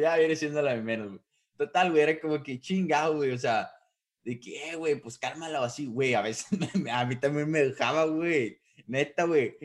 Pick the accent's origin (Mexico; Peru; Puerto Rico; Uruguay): Mexico; como buen mexicano